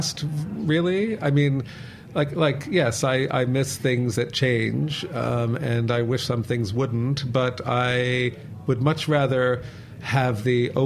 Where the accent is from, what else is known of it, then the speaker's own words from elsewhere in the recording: United States; I'm American